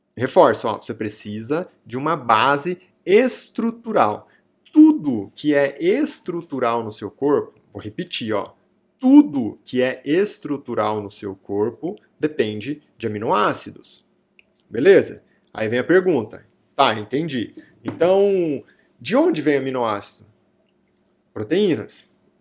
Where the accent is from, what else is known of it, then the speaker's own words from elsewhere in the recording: near Araraquara, interior of São Paulo, Brazil; Araraquara é muito próximo aqui é, da minha cidade natal, né, Araraquara, é o interior de São Paulo